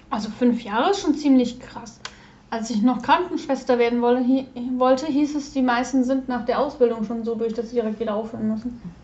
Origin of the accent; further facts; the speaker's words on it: Hesse, Germany; ich bin kein Preuße. Ich bin Hesse